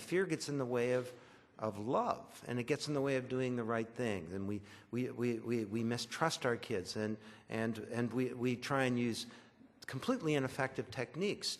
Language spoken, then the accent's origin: English; Orillia, Ontario, Canada; I was raised in Orillia.